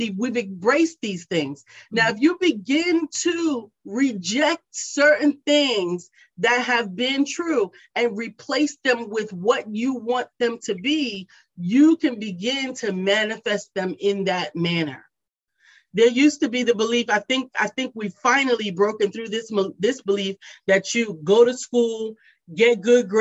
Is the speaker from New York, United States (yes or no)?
yes; New York City, New York, United States; moved away as an adult; now in Charlotte, United States; I grew up in New York City, to Charlotte, North Carolina